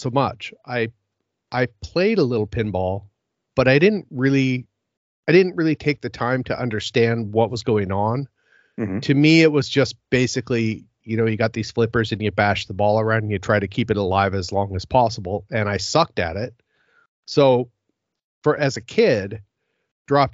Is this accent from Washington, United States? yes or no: yes; Seattle, Washington, United States; also born or lived in West Coast; now in Vancouver, Canada; Originally, I'm from Seattle, and then I moved around the West Coast for a little bit, and then ended up in the Vancouver area.